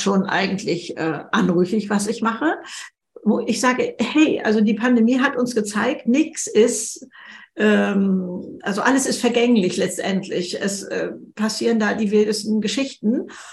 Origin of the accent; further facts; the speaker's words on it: Germany; bei uns in Deutschland